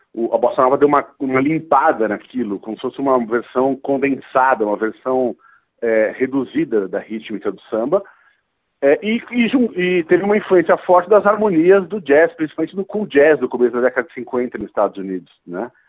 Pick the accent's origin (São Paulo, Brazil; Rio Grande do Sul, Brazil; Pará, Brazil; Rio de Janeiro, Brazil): São Paulo, Brazil; eu sou nascido e criado ali na Cristiano Viana, bem perto das lojas de música todas ali